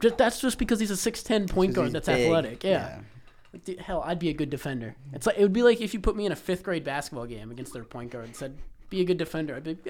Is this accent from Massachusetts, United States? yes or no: yes; Boston, Massachusetts, United States; Hey, fuck you. Like, I'm from Boston.